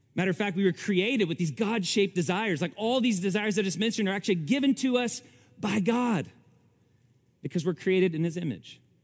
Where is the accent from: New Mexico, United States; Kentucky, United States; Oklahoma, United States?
Kentucky, United States; Almost every day I spent in the creeks growing up in Kentucky